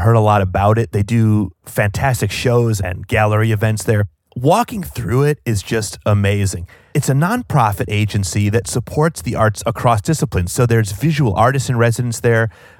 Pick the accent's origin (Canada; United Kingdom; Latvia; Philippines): United Kingdom; Wales; born there; As our regular listeners know, although you cannot hear it in my accent, I'm Welsh. I was born in Wales and partially raised there.